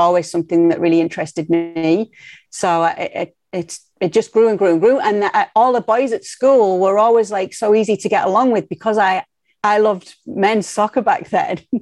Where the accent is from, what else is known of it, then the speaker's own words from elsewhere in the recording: Middlesbrough, North East England, United Kingdom; accent: Northeast; moved away as an adult; also born or lived in Madrid, Spain / Miami, United States; now in Connecticut, United States; in Middlesbrough, the football club is just the heartbeat of the town. And it is a town. We're not a city.